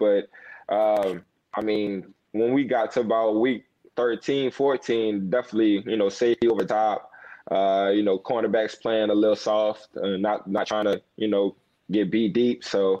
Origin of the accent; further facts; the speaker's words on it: Louisiana, United States; a lot of us from LSU, we're from Louisiana or from New Orleans